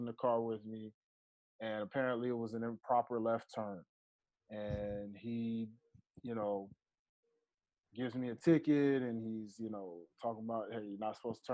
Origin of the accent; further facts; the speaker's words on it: Georgia, United States; also born or lived in Memphis, Tennessee; I grew up in Georgia thinking I was from Georgia. And then I was finding out that I'm actually from Memphis, Tennessee, where the majority of my family is from.